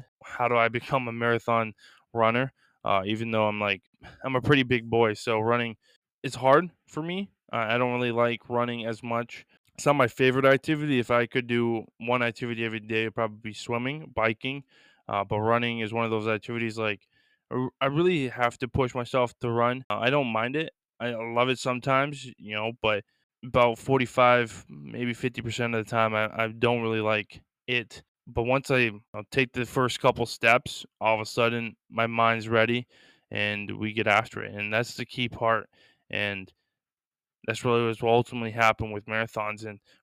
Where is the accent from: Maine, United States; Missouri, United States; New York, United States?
Maine, United States; Lisbon; my hometown in Lisbon